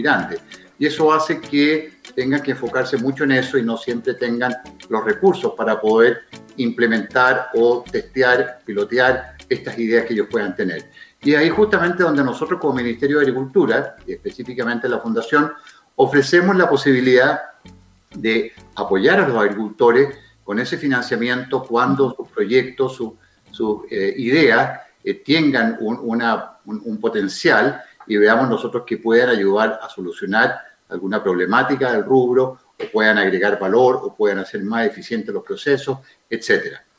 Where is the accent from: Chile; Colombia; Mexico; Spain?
Chile